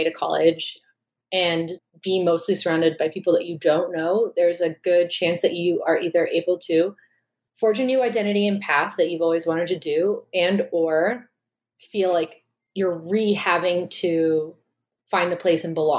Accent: Chicago area, Illinois, United States; also born or lived in Iowa; we're both from the Chicago area

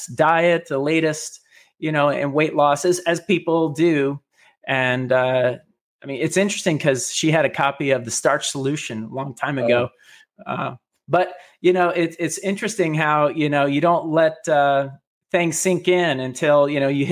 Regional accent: Daytona Beach, Florida, United States; now in Palm Harbor, United States; I grew up in Daytona Beach, Florida

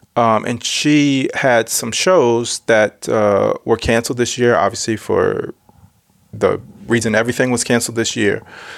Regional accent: Yonkers, New York, United States; moved away as an adult; also born or lived in Brooklyn; New York is my hometown

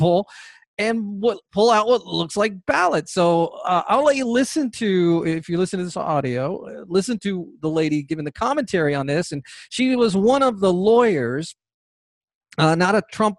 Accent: Georgia, United States; here in my home state of Georgia

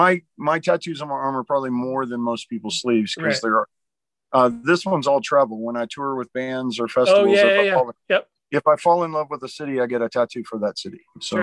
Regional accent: Georgia, United States; also born or lived in Nashville; But I grew up in Savannah and Atlanta, Georgia.

